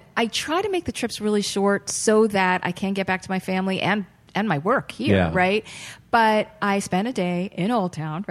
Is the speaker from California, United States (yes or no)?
no; Boston, Massachusetts, United States; moved away; also born or lived in New York State; I'm originally from the Boston area.